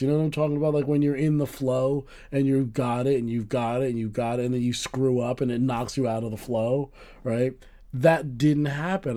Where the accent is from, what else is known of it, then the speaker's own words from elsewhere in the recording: United States; we're Americans